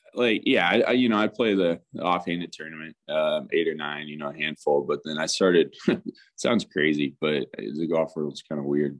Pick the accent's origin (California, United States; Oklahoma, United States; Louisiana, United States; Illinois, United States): Oklahoma, United States; Tulsa; my background growing up in Tulsa, Oklahoma